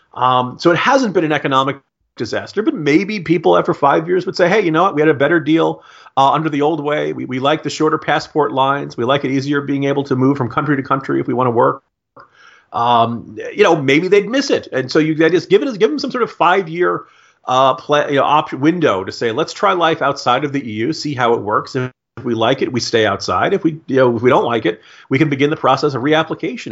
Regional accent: United States; I'm an American

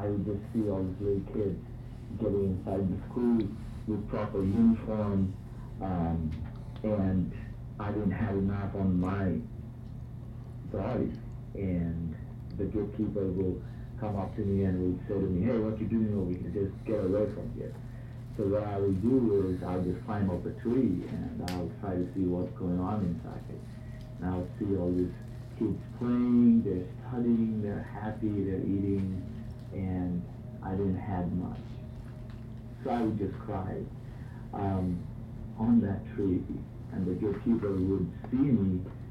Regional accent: Kolkata, West Bengal, India; accent: Indian; growing up in India, particularly in Calcutta

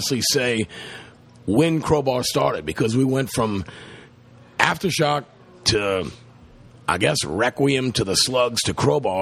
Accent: the South, United States; we're from the South

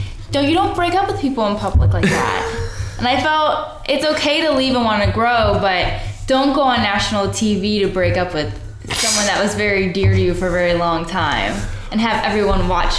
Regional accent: Cleveland, Ohio, United States; Cleveland, Ohio.

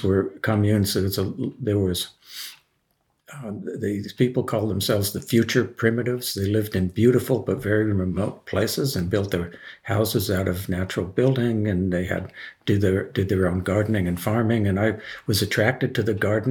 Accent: Los Angeles, California, United States; also born or lived in Berkeley, California / Japan / Bay Area, California; I grew up in Los Angeles

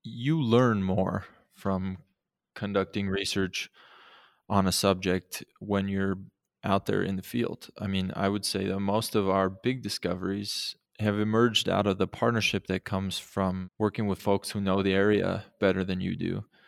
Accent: Montana, United States; I grew up in Montana

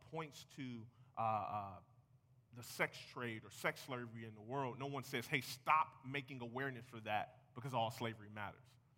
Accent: United States; I'm American.

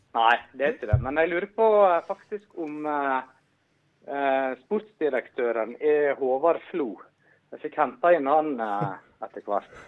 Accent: Stryn, Vestland, Norway; moved away; jeg er fra Stryn

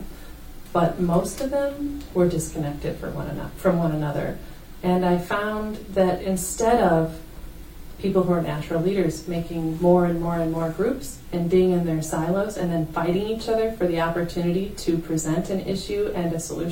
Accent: Fredericksburg, Virginia, United States; also born or lived in Flint, Michigan / Owosso, Michigan; now in Grand Rapids, United States; I moved because of job opportunities for my dad outside of D.C. It was really interesting living in Fredericksburg is the place, Fredericksburg, Virginia

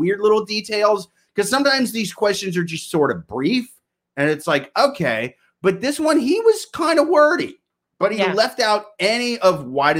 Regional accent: Midwest, United States; we're from the Midwest.

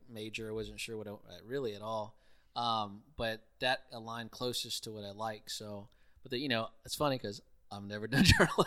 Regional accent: Houston, Texas, United States; moved away as an adult; also born or lived in College Station, Texas; born and raised in Houston, uh, from the Southwest part in Richmond, Rosenberg

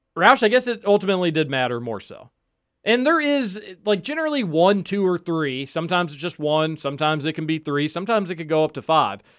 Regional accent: Louisville, Kentucky, United States; I grew up in Upper Highland

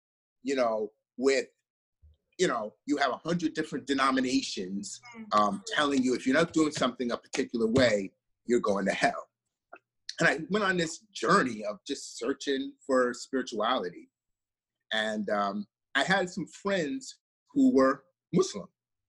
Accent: South Carolina, United States; also born or lived in New York; And, you know, I remember growing up in South Carolina, it was different. I lived in the South, but I also grew up in the North too.

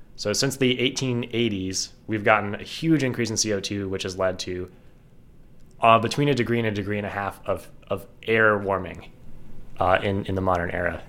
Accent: Ohio, United States; I'm from Ohio

